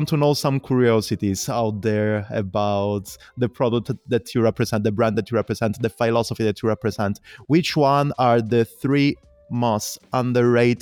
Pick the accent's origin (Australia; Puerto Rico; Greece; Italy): Italy; Calabria; moved away; I come from the south of Italy, I come from Calabria